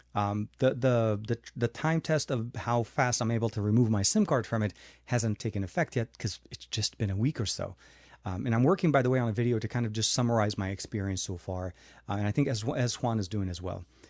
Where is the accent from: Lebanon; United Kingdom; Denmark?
Lebanon; moved away; when I grew up in Lebanon